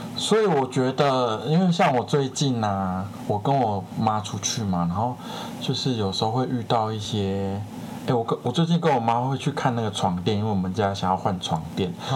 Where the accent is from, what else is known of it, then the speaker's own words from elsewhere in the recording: Taiwan; 我们台湾人